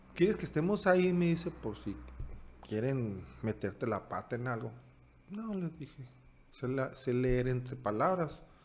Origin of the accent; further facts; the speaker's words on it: Sonora, Mexico; moved away as an adult; also born or lived in Hungary; del norte del estado de Sonora